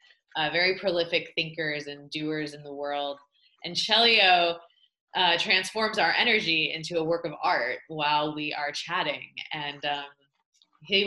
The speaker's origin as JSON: {"language": "English", "region": "Michigan", "country": "United States", "said": "we're both from Michigan"}